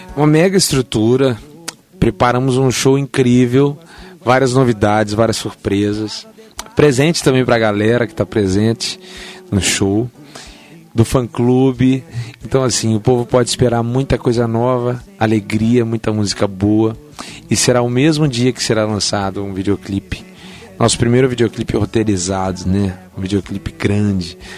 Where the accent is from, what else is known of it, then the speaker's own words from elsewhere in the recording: São Paulo, Brazil; now in Mogi das Cruzes, Brazil; E eu nasci em São Paulo